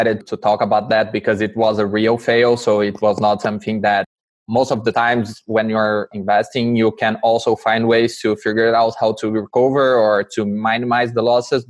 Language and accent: English; Brazil; now in Canada